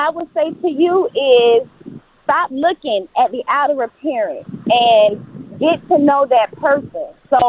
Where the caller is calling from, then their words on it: Florida, United States; I'm calling you from the Florida area.